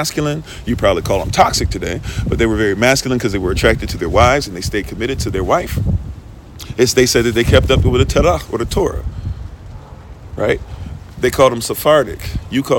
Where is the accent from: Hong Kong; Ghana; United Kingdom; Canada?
Ghana; as if I'm not Ghanaian